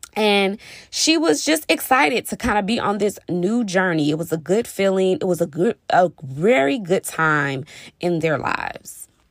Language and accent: English; Texas, United States; I'm from Texas